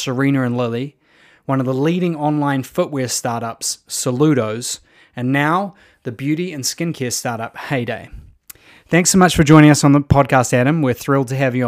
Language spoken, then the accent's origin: English; New Zealand; moved away; being a Kiwi